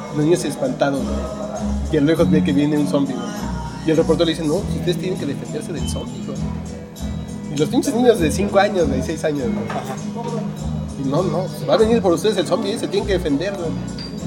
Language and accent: Spanish; Mexico; yo vengo de México